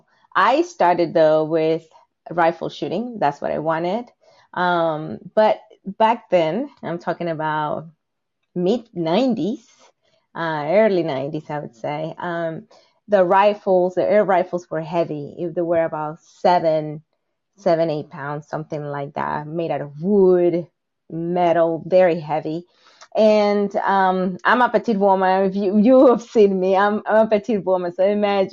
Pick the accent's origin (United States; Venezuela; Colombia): Venezuela; moved away; I was born and raised in Venezuela